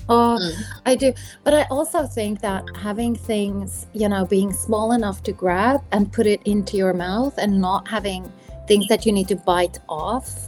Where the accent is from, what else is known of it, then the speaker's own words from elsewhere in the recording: South Africa; moved away; I grew up in South Africa where it's summer for Christmas